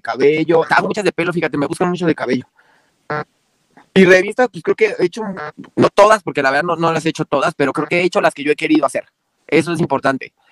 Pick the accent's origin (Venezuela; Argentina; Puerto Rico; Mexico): Mexico; aquí en mi país